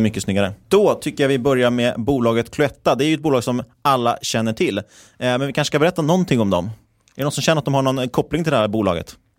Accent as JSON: {"language": "Swedish", "town": "Stockholm", "region": "Stockholm County", "country": "Sweden", "also_born_or_lived": "Linköping", "moved": "yes"}